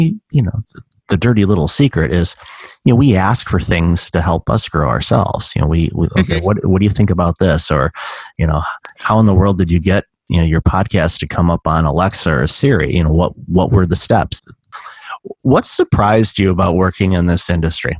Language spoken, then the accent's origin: English; Detroit, Michigan, United States; now in Toronto, Canada; I'm calling you from Toronto. I'm originally from Detroit